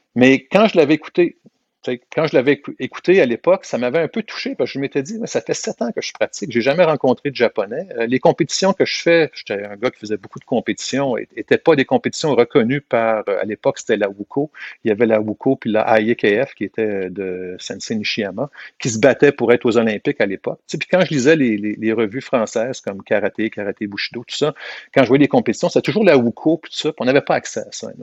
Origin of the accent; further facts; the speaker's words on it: South Shore, Quebec, Canada; also born or lived in Montreal; je suis né à Montréal et puis, euh, mais par contre, je suis venu vivre sur la rive sud, j'avais six mois, donc euh, j'ai pas vraiment vécu à Montréal